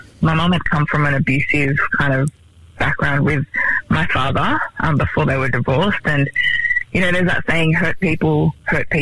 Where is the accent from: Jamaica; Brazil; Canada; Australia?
Australia; Melbourne, Victoria; now in Sydney, Australia; I'm originally from Melbourne.